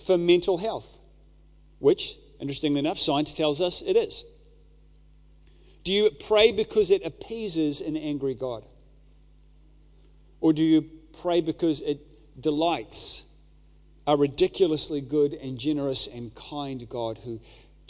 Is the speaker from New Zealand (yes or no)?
yes; New Zealand; a Kiwi dad